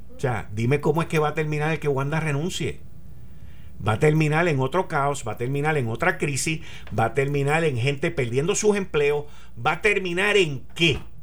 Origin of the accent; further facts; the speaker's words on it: Puerto Rico; yo decirle de Puerto Rico